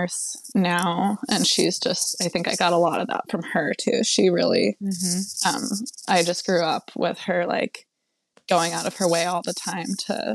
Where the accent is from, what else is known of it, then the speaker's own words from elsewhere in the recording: Western New York, United States; I grew up in Western New York, kind of a super small, like really rural place